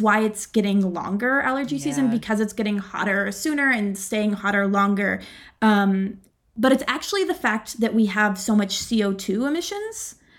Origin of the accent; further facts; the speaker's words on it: Pittsburgh, Pennsylvania, United States; also born or lived in Virginia; Yeah, so I grew up in Pittsburgh. I love the city. It's my hometown.